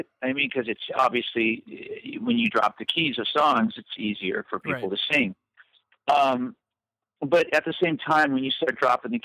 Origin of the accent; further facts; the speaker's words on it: Southern California, United States; also born or lived in Whittier / Pasadena / La Mirada / Fullerton; I grew up in Southern California